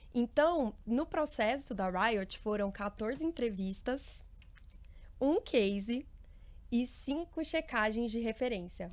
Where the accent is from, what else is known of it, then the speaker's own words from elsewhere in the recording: Uberlândia, Minas Gerais, Brazil; eu venho de Uberlândia, Minas Gerais